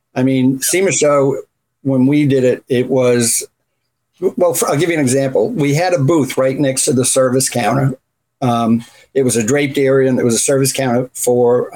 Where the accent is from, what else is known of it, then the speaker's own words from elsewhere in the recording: Runcorn, North West England, United Kingdom; also born or lived in Canada; now in United States; I grew up in a town called Runcorn, which is up towards um, the northwest, close between Wales and then Liverpool's across the Mersey.